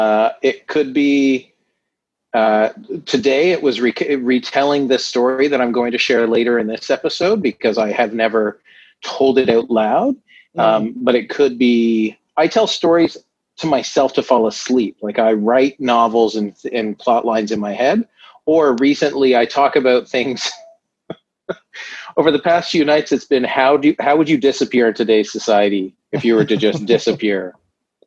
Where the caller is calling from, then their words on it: Iona, Ontario, Canada; I'm calling from Pierce Williams on site in Iona, Ontario, in my bedroom.